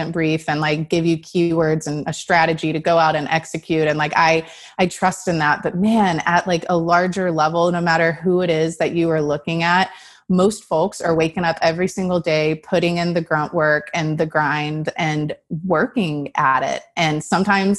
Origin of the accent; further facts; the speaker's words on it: Texas, United States; I'm from Texas and I really loved Austin, wanted to be closer to my family.